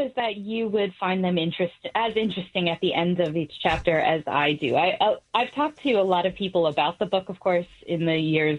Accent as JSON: {"language": "English", "town": "Boston", "region": "Massachusetts", "country": "United States", "tie": "born or raised there", "said": "I was growing up in Boston in the time that she was, you know, traveling around talking to people during the civil rights movement."}